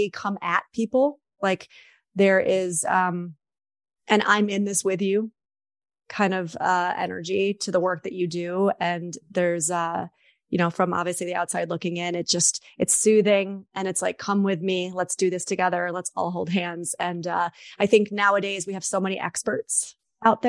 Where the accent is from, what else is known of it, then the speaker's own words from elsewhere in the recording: New York, United States; I'm also a New Yorker